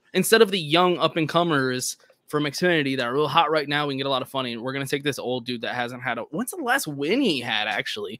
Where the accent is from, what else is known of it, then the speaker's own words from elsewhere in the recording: Texas, United States; as a Texan